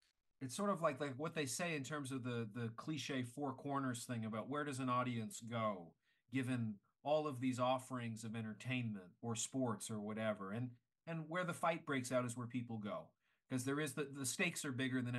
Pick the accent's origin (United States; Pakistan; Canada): Canada; I'm Canadian